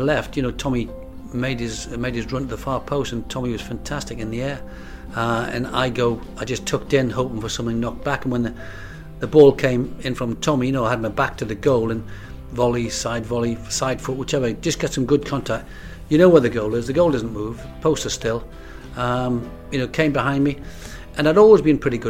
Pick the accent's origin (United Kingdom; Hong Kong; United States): United Kingdom; Newcastle upon Tyne, North East England; my hometown team